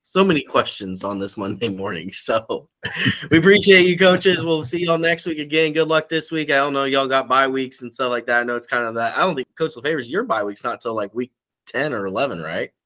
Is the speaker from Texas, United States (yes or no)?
yes; Central Texas, United States; I grew up in Central Texas